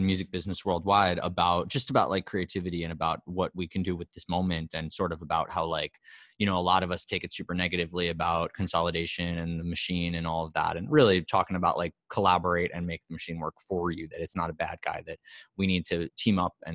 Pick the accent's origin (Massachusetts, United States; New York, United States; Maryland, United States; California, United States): New York, United States; New York City; I'm from New York City